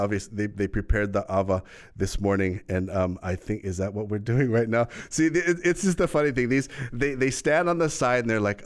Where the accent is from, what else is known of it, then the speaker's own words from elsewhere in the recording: Hawaii, United States; As a Kanaka, as a Hawaiian, pule to us is if you can explain in your mana'o.